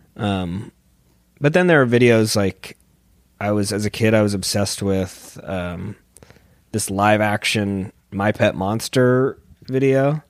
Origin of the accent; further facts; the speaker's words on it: San Diego, California, United States; moved away; I'm from San Diego, and it's kind of a skate and surf culture there